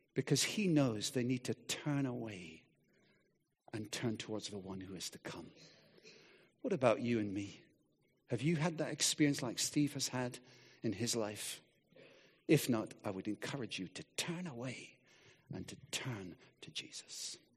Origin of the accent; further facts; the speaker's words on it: Scotland, United Kingdom; moved away; I grew up in Scotland, and, uh, we lived by the sea